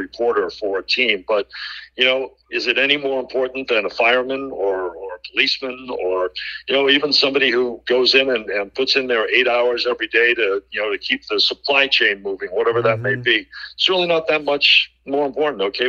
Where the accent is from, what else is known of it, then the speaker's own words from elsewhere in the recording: Boston, Massachusetts, United States; moved away as an adult; now in New York, United States; a Bostonian in New York